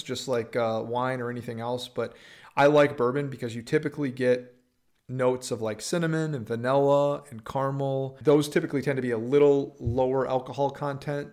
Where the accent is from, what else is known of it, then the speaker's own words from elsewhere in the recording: Upper Peninsula, Michigan, United States; moved away as an adult; also born or lived in Green Bay, Wisconsin; now in Texas, United States; I'm from the Upper Peninsula, Michigan, like three hours south of the Canadian border, uh, one stoplight town